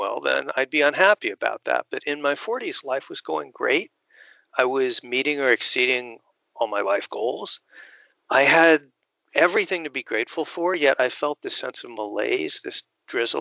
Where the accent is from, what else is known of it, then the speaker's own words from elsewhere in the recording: Phoenix, Arizona, United States; Phoenix, Arizona, my hometown.